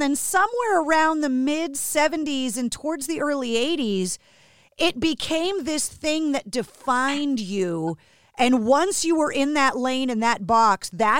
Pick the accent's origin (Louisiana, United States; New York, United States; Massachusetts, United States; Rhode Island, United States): Massachusetts, United States; Boston; Growing up in Boston, I had never spent any time there.